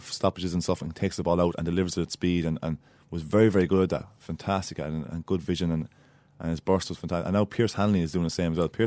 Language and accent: English; Ireland; now in Australia; because you're not seen as an Irish boy anymore after two